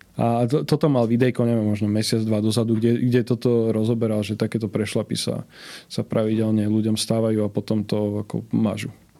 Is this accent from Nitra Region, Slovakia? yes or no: no; Prievidza, Trenčín Region, Slovakia; No ja som od malička e, som sa učil nemecky lebo vtedy jediný zahraničný kanál, ktorý bol u nás v Prievidzi dostupný